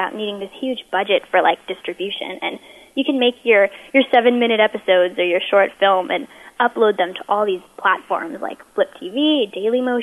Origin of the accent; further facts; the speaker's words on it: Pasadena, California, United States; I'm from Pasadena, California